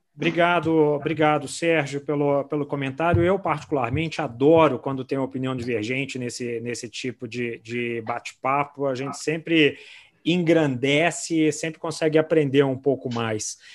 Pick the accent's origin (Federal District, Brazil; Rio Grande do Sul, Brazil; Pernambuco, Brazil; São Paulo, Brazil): Federal District, Brazil; Brasília; now in Belo Horizonte, Brazil; eu sou de Brasília, mas moro em BH já tem anos, então sou, sou mineirinho total